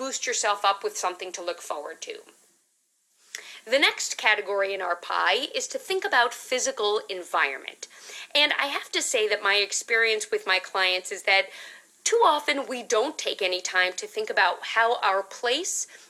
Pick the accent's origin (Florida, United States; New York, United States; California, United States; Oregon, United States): New York, United States; New York City; I grew up in Manhattan